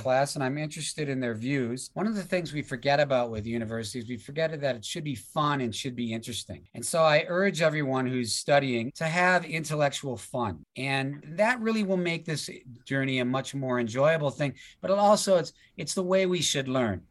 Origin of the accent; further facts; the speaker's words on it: United States; now in Australia; I'm from the United States